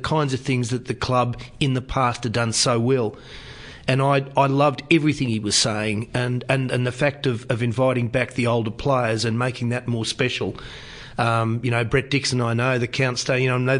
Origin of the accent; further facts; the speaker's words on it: Sydney, New South Wales, Australia; moved away as an adult; also born or lived in Canada / Northern Territory; now in Canberra, Australia; I grew up in the Manly area